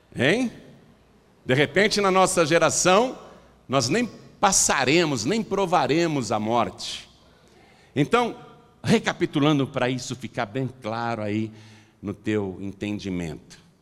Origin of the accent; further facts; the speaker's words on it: Piracicaba, São Paulo, Brazil; Eu nasci em casa, lá em Piracicaba